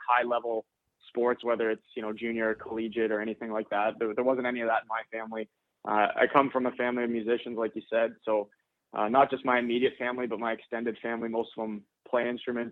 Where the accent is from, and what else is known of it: Windsor, Ontario, Canada; born or raised there